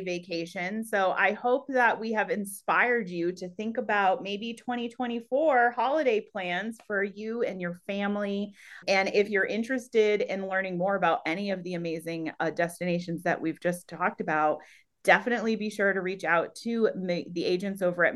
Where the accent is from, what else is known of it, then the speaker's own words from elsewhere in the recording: Northeast, United States; also born or lived in Vermont / New Hampshire; I grew up in the Northeast, you know, in Vermont and New Hampshire, and I grew up skiing